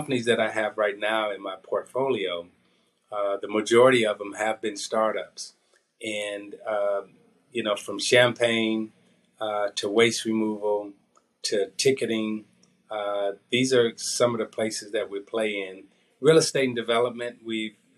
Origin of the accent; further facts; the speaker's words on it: United States; Outside of the United States, I classify as an American.